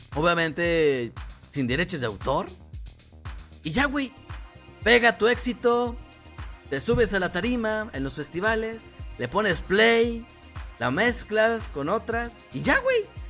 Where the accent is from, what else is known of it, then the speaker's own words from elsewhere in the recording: Morelos, Mexico; yo no soy de la capital de México, yo no soy de la capital, yo soy del estado de Morelos